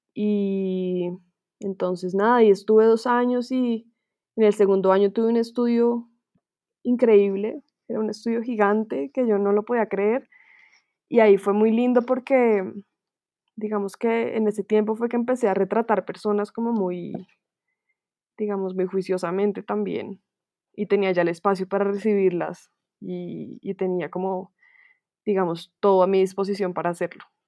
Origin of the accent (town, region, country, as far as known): Colombia